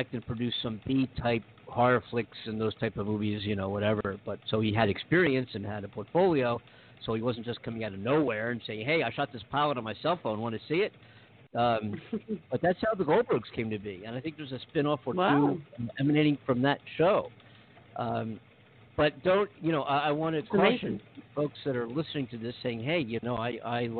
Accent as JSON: {"language": "English", "town": "Philadelphia", "region": "Pennsylvania", "country": "United States", "moved": "yes", "lives_now": "Los Angeles, United States", "said": "I'm in LA. I'm from Philadelphia originally"}